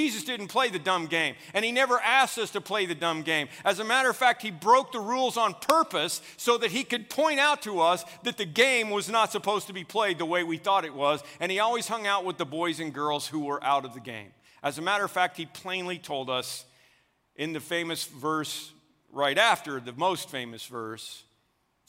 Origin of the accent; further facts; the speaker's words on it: Oklahoma, United States; I grew up in Oklahoma where the little circle mark in your back pocket was a status symbol